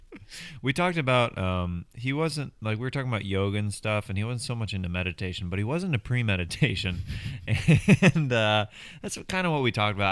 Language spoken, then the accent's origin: English; Overland Park, Kansas, United States; born and raised in Overland Park, Kansas